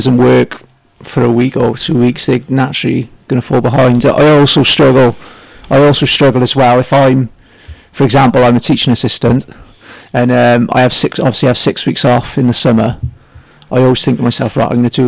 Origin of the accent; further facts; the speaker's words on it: Newport, Wales, United Kingdom; from Newport, South Wales.